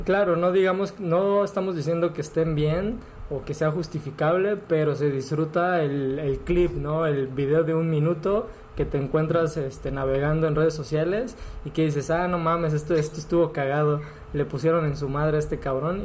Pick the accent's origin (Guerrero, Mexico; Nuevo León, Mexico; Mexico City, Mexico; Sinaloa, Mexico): Guerrero, Mexico; Acapulco; somos de Acapulco, nos criamos acá.